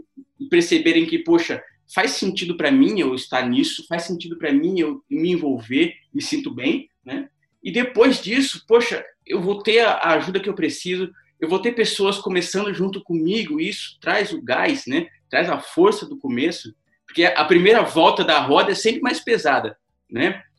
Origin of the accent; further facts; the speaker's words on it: São José dos Campos, São Paulo, Brazil; sou natural aqui de São José dos Campos